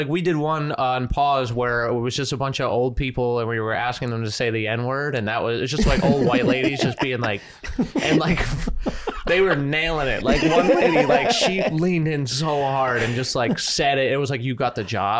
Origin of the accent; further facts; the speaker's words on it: Foster, Rhode Island, United States; moved away; Foster Gloucester is the name of the town that I'm from. But it's truly just the woods between Connecticut and like the suburbs.